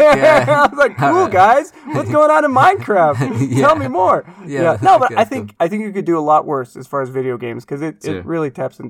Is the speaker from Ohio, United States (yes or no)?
no; Portland, Oregon, United States; moved away; where I grew up in Portland, Oregon.